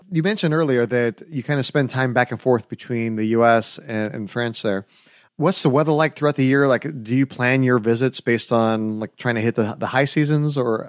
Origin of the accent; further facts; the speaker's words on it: United States; they could definitely tell I'm American.